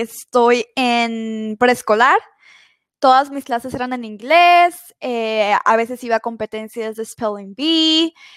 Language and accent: Spanish; Mexico; now in United States; yo soy mexicana y actualmente estoy viviendo en Estados Unidos